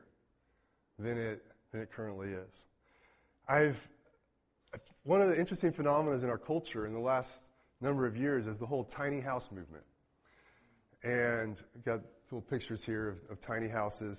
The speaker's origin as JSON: {"language": "English", "town": "Mayetta", "region": "Kansas", "country": "United States", "tie": "born or raised there", "lives_now": "Manhattan, United States", "said": "I count Mayetta, Kansas as my hometown. Population 200 and change."}